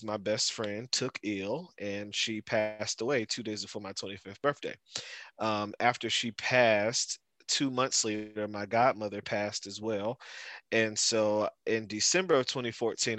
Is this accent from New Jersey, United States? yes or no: yes; Newark, New Jersey, United States; moved away as an adult; also born or lived in Irvington, New Jersey / Orangeburg, South Carolina; I'm from Newark, New Jersey, born and raised